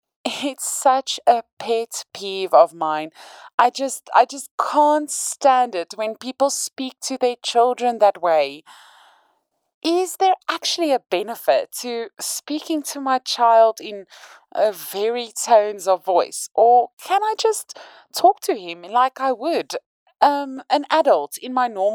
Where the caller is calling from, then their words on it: Cape Town, Western Cape, South Africa; from Cape Town, South Africa, with a question regarding my 3-month-old.